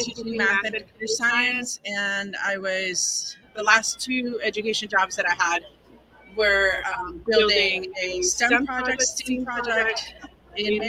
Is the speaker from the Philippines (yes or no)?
no; Puerto Rico; first language Spanish; English is a second language; now in Pittsburgh, United States; I grew up in Puerto Rico, so my first language is Spanish